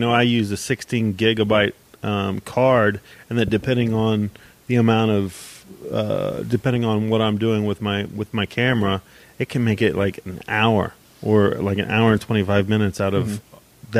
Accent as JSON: {"language": "English", "town": "Dayton", "region": "Ohio", "country": "United States", "tie": "born or raised there", "said": "I grew up in East Dayton"}